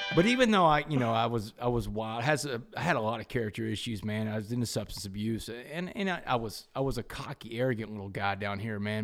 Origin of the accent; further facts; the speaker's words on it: Port Arthur, Texas, United States; growing up in Port Arthur